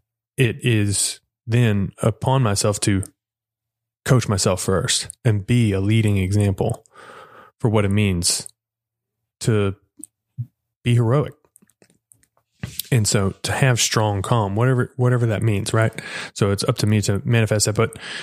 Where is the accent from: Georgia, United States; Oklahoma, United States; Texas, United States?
Texas, United States; Edgewood; It is a book done by the Methodist church that I grew up in Edgewood, Texas